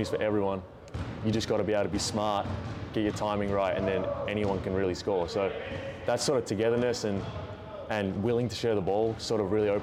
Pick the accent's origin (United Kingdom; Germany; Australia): Australia; Melbourne, Victoria; moved away as an adult; now in Buies Creek, United States; I'm from Melbourne, city in Victoria.